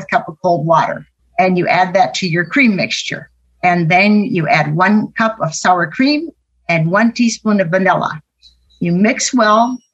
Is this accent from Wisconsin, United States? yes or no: yes; Arcadia, Wisconsin, United States; I'm from Arcadia, Wisconsin.